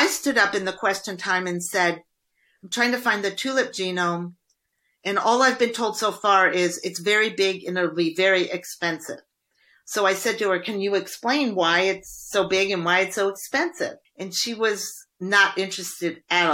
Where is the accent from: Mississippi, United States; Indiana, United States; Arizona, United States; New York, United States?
Indiana, United States; I grew up in Indiana. That's like a corn growing part of the United States.